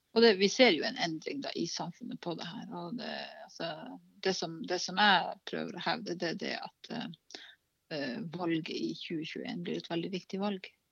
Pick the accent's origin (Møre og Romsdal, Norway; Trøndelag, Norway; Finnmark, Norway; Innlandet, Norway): Finnmark, Norway; Karasjok; jeg vokste opp i Karasjok